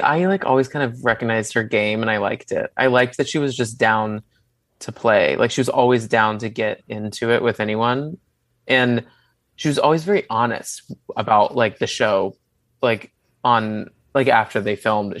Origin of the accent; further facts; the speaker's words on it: Dallas, Texas, United States; I grew up in Dallas.